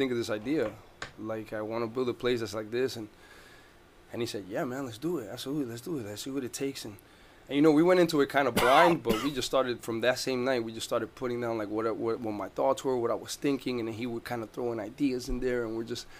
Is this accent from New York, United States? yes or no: no; Newark, New Jersey, United States; now in Orlando, United States; I come from Jersey. I'm from Newark, New Jersey